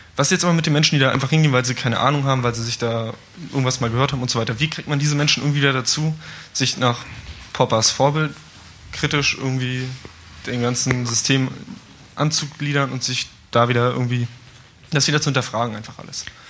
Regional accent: Erfurt, Thuringia, Germany; Ich komme aus Erfurt

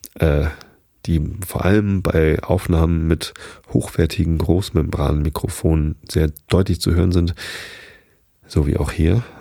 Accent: Hamburg, Germany; bei uns in Hamburg

